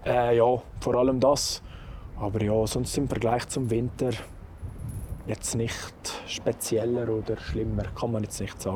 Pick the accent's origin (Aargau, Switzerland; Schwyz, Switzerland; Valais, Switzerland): Valais, Switzerland; Saas Valley; moved away as an adult; now in Lenzerheide, Switzerland; ursprünglich komme ich aus dem schönen Saastal im Wallis